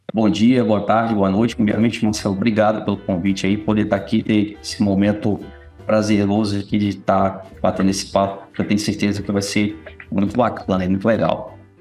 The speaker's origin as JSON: {"language": "Portuguese", "town": "Vitória", "region": "Espírito Santo", "country": "Brazil", "tie": "born or raised there", "also_born_or_lived": "Coronel Fabriciano, Minas Gerais", "said": "É, eu nasci lá, fiquei lá até os quatro para cinco anos de idade. E, e, aí meu pai veio para Vitória, né, para trabalhar"}